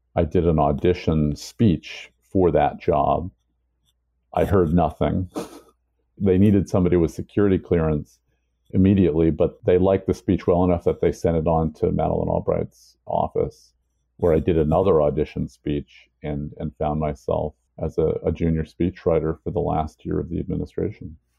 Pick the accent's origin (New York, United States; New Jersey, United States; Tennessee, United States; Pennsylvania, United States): New York, United States; New York City; also born or lived in Salzburg, Austria / Virginia; I grew up in the Lower East Side and East Village of New York City in the late 70s and 80s.